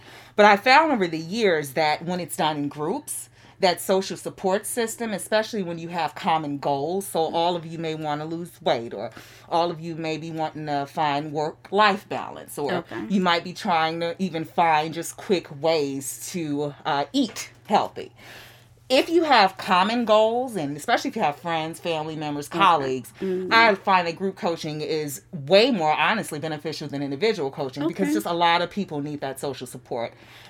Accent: Chicago, Illinois, United States; moved away as an adult; I am originally from Chicago, Chicago South Side, the Inglewood community.

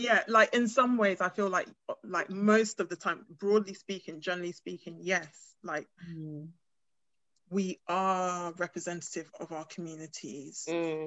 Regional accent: United Kingdom; also born or lived in Ghana; they can hear my accent, so they know that I've grown up here

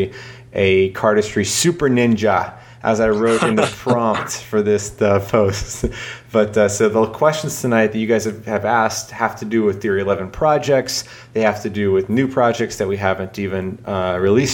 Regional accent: Charleston, South Carolina, United States; my hometown here, Charleston, South Carolina

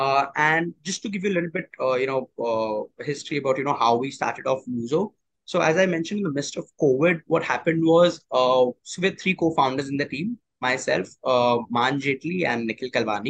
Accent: Mumbai, Maharashtra, India; I've studied and born and brought up in Bombay itself

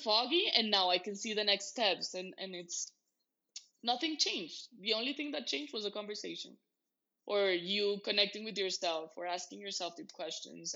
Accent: Bogotá, Bogotá Capital District, Colombia; I'm from Bogota, Colombia, in South America

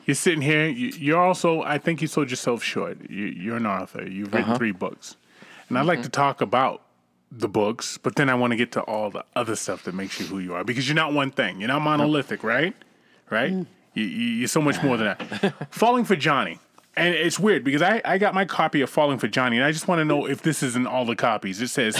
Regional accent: Massachusetts, United States; born or raised there

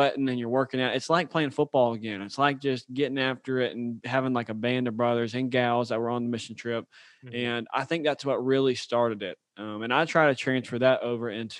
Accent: Birmingham, Alabama, United States; moved away as an adult; also born or lived in Auburn, Alabama; now in Louisiana, United States; I'm from Birmingham, Alabama. Grew up, went to the Oak Mountain school system

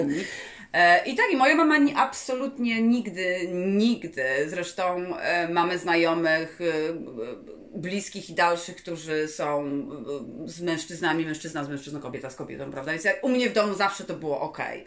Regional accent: Warsaw, Masovian Voivodeship, Poland; jesteśmy z Warszawy, prawda? To jest duże miasto

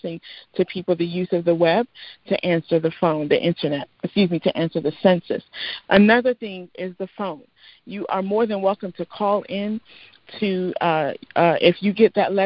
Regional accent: United States; I am of Nigerian descent. I was born here, but I am of Nigerian descent

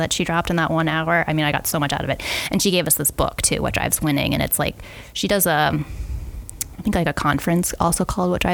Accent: New England, United States; growing up in New England

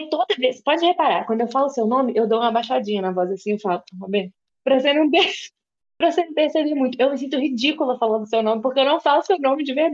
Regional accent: Minas Gerais, Brazil; now in Belo Horizonte, Brazil; E eu também não sou daqui, mas eu sou do interior de Minas, onde as pessoas têm um sotaque mais aberto ainda. Eu já perdi um pouco, porque eu mudei de lá há 10 anos

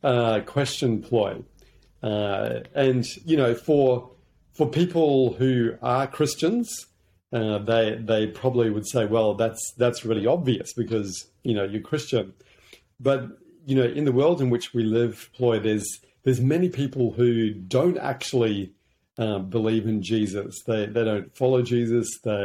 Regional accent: Hong Kong; also born or lived in New Zealand; that's one of the beautiful things about growing up in Hong Kong. It's a really global city. But yeah, from there, I came back to New Zealand, where my grandparents were.

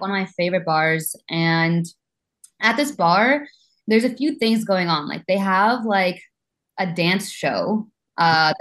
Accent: Orlando, Florida, United States; moved away as an adult; now in New York, United States; I grew up in Orlando

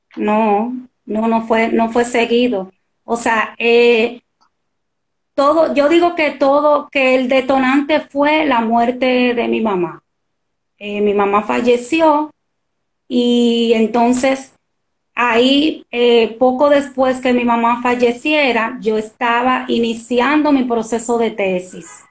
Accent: Dominican Republic; soy dominicana

